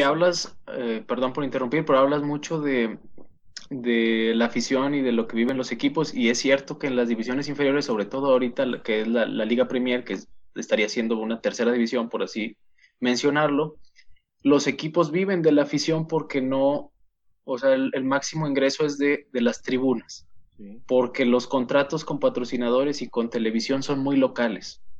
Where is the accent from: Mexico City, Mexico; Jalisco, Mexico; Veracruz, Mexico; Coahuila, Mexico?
Coahuila, Mexico; Saltillo; somos eh, los dos conductores de marcador final y somos de Saltillo, Coahuila